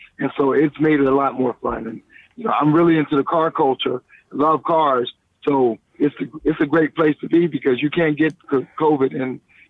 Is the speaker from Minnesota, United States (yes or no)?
no; Columbia, South Carolina, United States; also born or lived in Washington, D.C., United States; now in Los Angeles, United States; because I'm from South Carolina in Columbia, Casey, South Carolina.